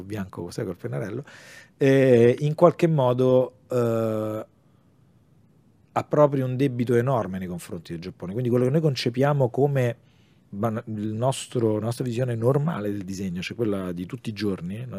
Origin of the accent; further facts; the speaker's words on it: Rome, Lazio, Italy; io sono di Roma